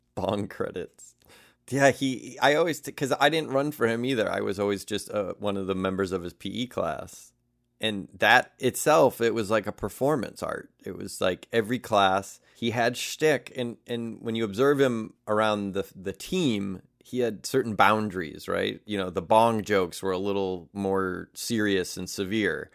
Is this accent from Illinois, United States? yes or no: yes; Elmhurst, Illinois, United States; from Elmhurst, you can stand at certain streets and you can see all the way down to the city. Like, and Chicago is a very flat land. Like, we didn't really know hills or mountains growing up